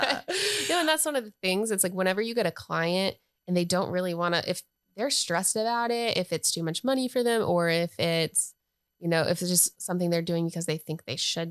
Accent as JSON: {"language": "English", "region": "North Carolina", "country": "United States"}